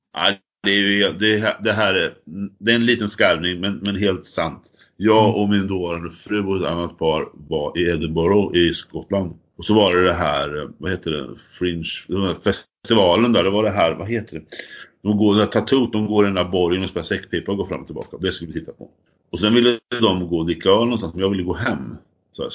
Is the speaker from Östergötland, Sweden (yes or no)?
yes; Fornåsa, Östergötland, Sweden; jag är uppvuxen i Fornåsa